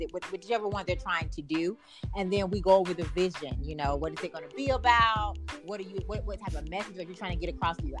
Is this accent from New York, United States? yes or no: no; Waynesboro, North Carolina, United States; my hometown, Waynesboro, North Carolina